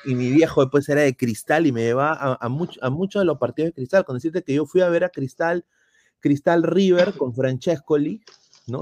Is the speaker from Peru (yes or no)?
yes; Peru; moved away; soy peruano